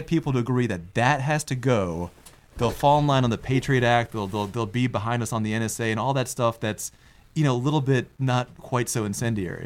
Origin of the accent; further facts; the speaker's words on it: United States; my parents are Indian. I mean, I was born in America, but they came from India.